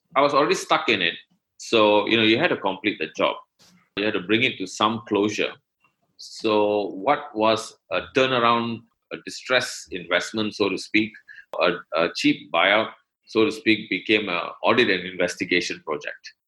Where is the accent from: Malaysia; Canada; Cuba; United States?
Malaysia; I'm from Malaysia